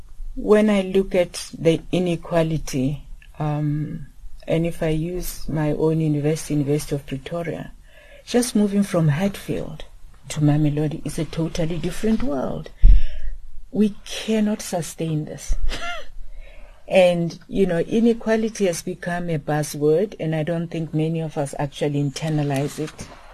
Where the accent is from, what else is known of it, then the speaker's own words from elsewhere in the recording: Lesotho; I grew up in exile in Lesotho, and I was fortunate to attend a school that was started by a woman.